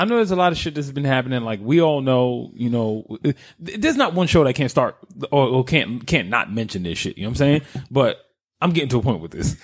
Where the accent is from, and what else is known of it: New York, United States; now in Philadelphia, United States